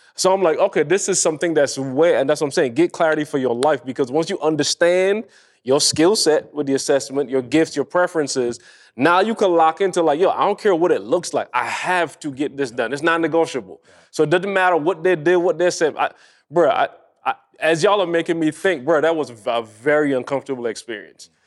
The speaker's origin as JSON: {"language": "English", "country": "Barbados", "tie": "born or raised there", "moved": "yes", "said": "I grew up in Barbados"}